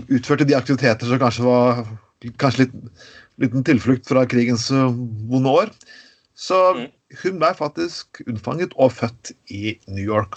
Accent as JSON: {"language": "Norwegian", "town": "Skien", "region": "Telemark", "country": "Norway", "tie": "born or raised there", "said": "Jeg vokste opp i Skien"}